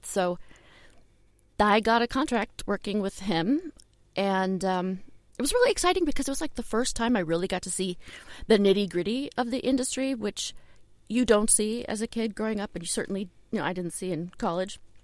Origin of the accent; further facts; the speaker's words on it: Shaker Heights, Ohio, United States; in Cleveland, I was I grew up in Shaker Heights